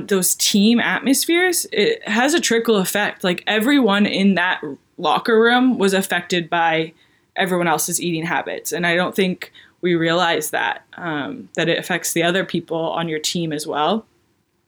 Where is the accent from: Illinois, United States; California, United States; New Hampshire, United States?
New Hampshire, United States; moved away as an adult; also born or lived in Durham, North Carolina; I'm from a really small town in New Hampshire.